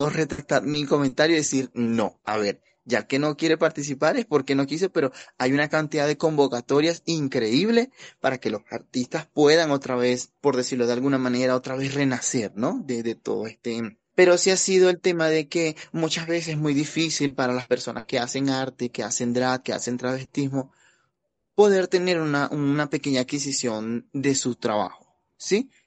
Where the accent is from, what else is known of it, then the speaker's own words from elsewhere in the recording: Venezuela; Pues mira, para nadie es un secreto que yo soy migrante venezolano, ya llevo más de cinco años acá en la ciudad